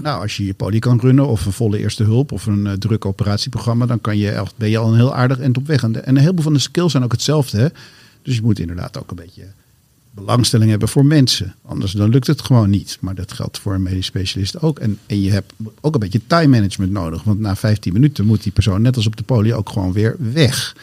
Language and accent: Dutch; Amsterdam, North Holland, Netherlands; ik ben geboren in Amsterdam, in het centrum van Amsterdam, het oudste straatje van Amsterdam zelfs. En, ehm, ehm, en daar ben ik ook op school gegaan